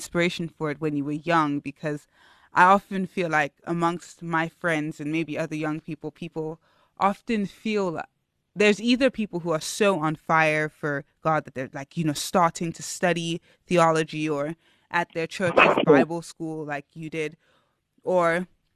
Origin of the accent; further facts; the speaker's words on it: Lagos, Nigeria; I'm also Nigerian, not from River State though, just Lagos.